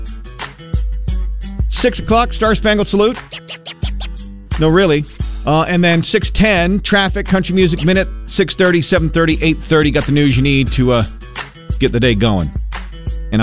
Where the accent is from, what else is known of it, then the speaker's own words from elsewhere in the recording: Maine, United States; moved away; State I grew up in.